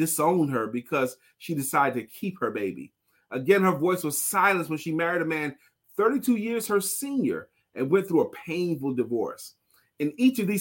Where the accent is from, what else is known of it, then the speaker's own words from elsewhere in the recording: New York City, New York, United States; moved away; I'm from Brooklyn